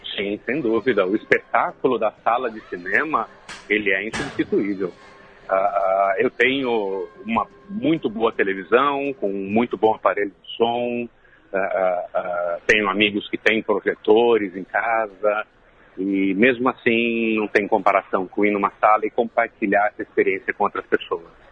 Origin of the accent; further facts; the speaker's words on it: Jundiaí, São Paulo, Brazil; moved away as an adult; acontece em Jundiaí, que é uma cidade do interior de São Paulo, a minha cidade natal. É, eu vivi lá até os 20 anos de idade